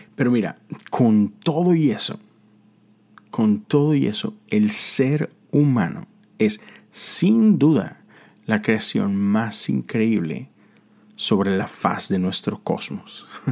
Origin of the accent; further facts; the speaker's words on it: Monterrey, Nuevo León, Mexico; moved away as an adult; now in Houston, United States; yo soy de Monterrey, Nuevo León. Eh, eso está en México